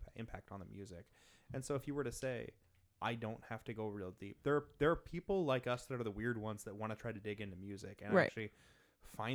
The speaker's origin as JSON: {"language": "English", "region": "Pacific Northwest", "country": "United States", "tie": "born or raised there", "said": "I grew up in the Pacific Northwest"}